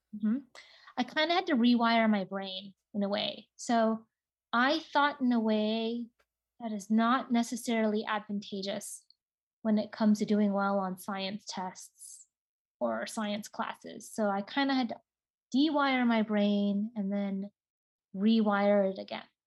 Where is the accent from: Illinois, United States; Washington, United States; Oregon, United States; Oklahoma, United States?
Washington, United States; Seattle; I grew up in Seattle, Washington